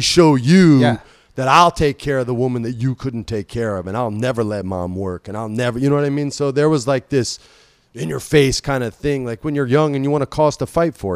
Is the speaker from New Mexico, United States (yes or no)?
yes; New Mexico, United States; I grew up in New Mexico